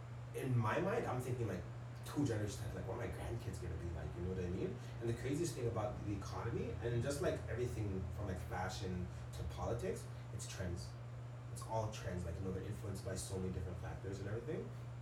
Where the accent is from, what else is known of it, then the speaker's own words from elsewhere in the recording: Canada; because as much as like we're from Canada, like I'm an immigrant, my parents are immigrants